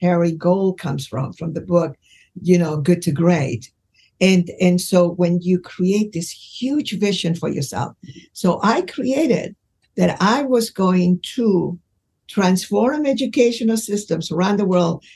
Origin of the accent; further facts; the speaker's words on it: Los Angeles, California, United States; I grew up in Los Angeles